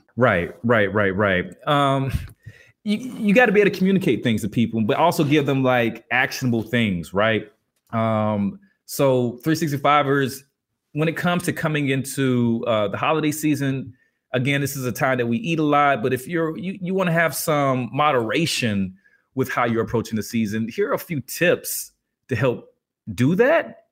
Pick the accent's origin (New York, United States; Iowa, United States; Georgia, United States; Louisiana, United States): Georgia, United States; Albany; I grew up in Albany, Georgia, birthplace of …